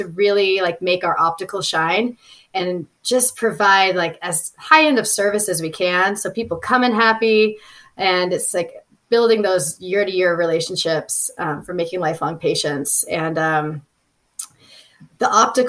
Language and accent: English; Southern California, United States; moved away as an adult; also born or lived in Orange County; now in Lake Tahoe, United States; I grew up in Southern California